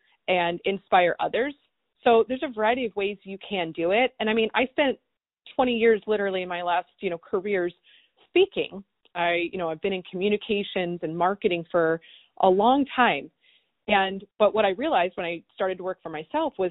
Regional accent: East Coast, United States; I grew up in the East Coast

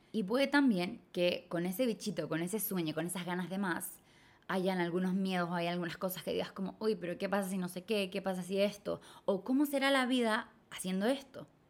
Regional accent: Chile; moved away as an adult; crecí y viví toda mi vida en Latinoamérica, en Chile

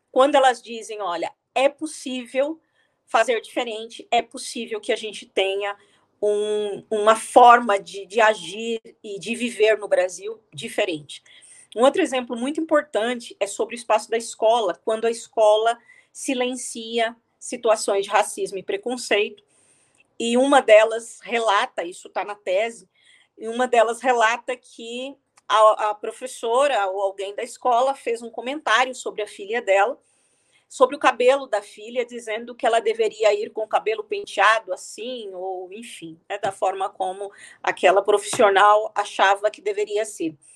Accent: Angola; Nós somos angolanos, nós somos africanos, mesmo com toda a diversidade que existe em termos étnicos, linguísticos, etc.

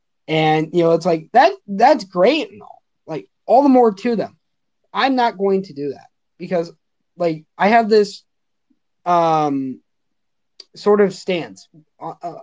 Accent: Los Angeles, California, United States; moved away; I'm originally from Los Angeles.

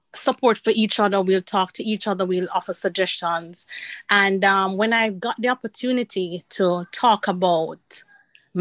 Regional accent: Jamaica; moved away as an adult; I'm from Jamaica

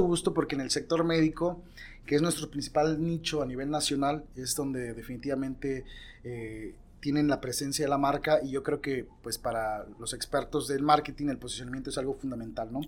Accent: Mexico City, Mexico; clase media de la Ciudad de México, de donde soy yo

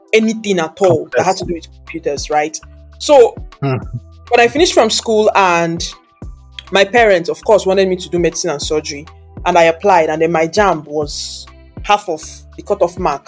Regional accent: Anambra, Nigeria; I'm from the eastern part of the world. It's a part of Nigeria. I'm from Anambra State.

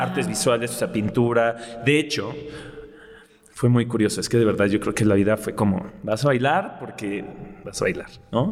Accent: Mexico City, Mexico; soy de aquí, soy chilango

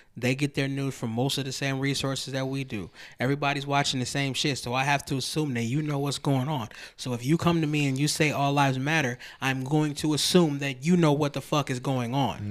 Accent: Lansing, Michigan, United States; we grew up in Lansing

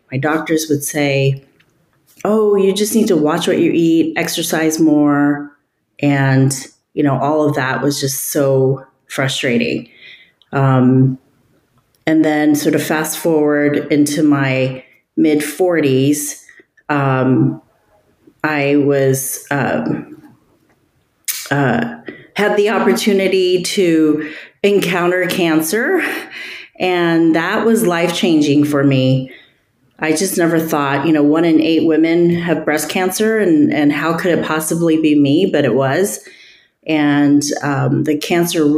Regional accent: United States; also born or lived in Northern California; coming from an Asian family, I'm Chinese American

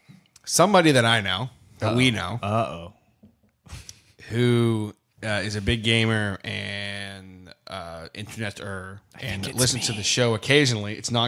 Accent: Australia; It's okay. I'm from Australia, mate. Don't worry about it. I don't even know our prime minister.

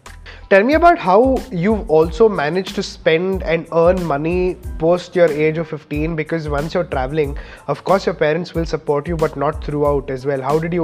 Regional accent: India

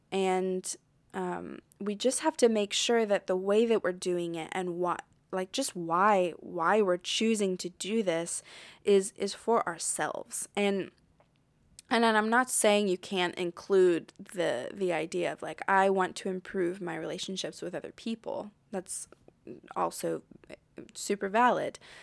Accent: United States; moved away as an adult; now in France; I'm American and I grew up in America

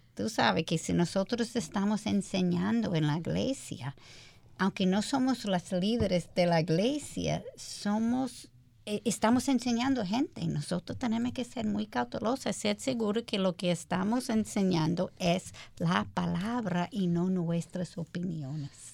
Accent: United States; Spanish is a second language; moved away as an adult; now in Dominican Republic; yo soy americana

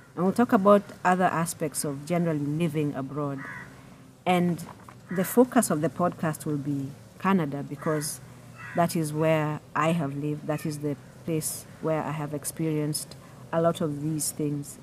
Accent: Nairobi, Kenya; I was born and raised and I work in Nairobi, Kenya

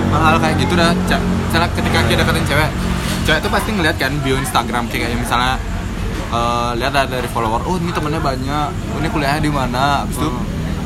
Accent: Bali, Indonesia; kita sebagai orang Bali

